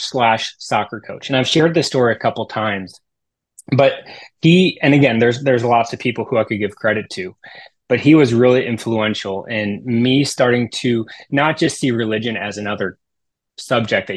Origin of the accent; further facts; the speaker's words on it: Tiffin, Ohio, United States; also born or lived in Steubenville, Ohio; So I grew up in the Toledo Diocese, this really small town called Tiffin, Ohio